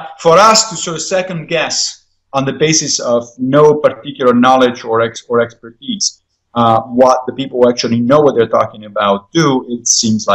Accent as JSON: {"language": "English", "country": "Italy", "tie": "born or raised there", "moved": "yes", "lives_now": "United States", "said": "When I was growing up in Italy"}